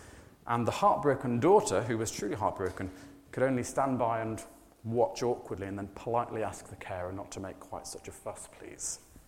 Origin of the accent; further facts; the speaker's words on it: England, United Kingdom; it is a bit odd being English, isn't it?